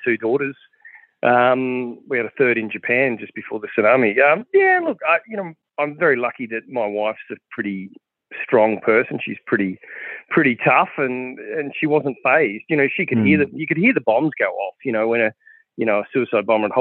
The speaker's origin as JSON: {"language": "English", "area": "Western Darling Downs", "region": "Queensland", "country": "Australia", "tie": "born or raised there", "said": "I grew up in the Western Darling Downs in Queensland"}